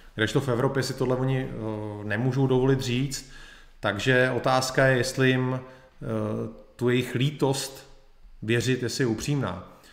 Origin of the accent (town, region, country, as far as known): Czechia